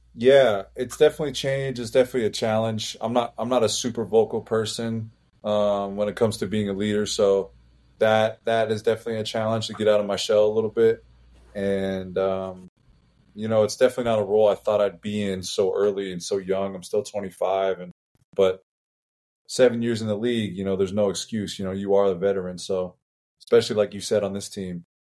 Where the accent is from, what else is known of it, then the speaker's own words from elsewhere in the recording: Las Vegas, Nevada, United States; we're all from Vegas, we grew up in it